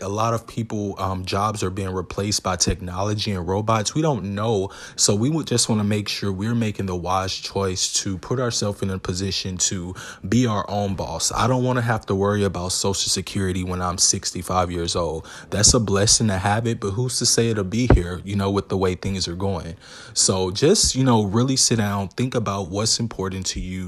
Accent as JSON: {"language": "English", "region": "the South", "country": "United States", "tie": "born or raised there", "said": "growing up in America"}